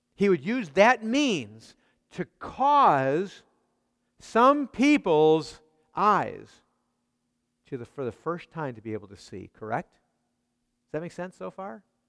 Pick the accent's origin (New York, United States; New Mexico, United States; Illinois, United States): Illinois, United States; Chicago; I grew up in Chicago.